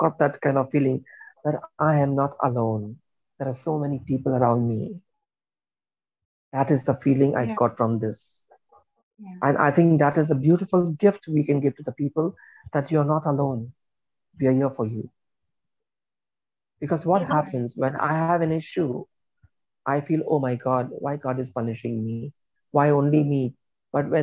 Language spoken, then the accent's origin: English; India; I am Indian